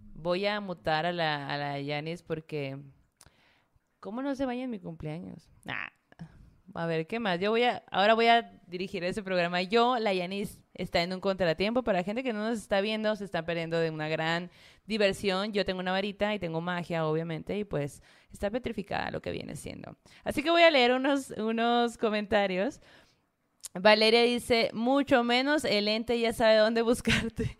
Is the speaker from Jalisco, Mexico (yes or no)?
no; Sonora, Mexico; yo, la Zoe, la Mara, eh, somos de Sonora